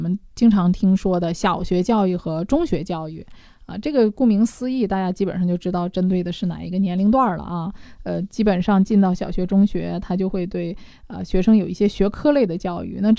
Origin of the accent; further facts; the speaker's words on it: China; 我们中国人